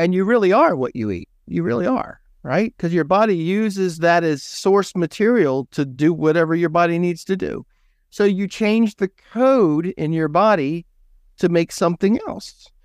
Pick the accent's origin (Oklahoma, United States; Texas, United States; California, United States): California, United States; San Joaquin Valley; I grew up in California, right between Sacramento and San Francisco